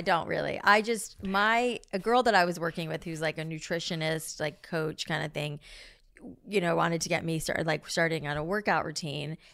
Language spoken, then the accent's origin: English; South Florida, United States; I grew up in South Florida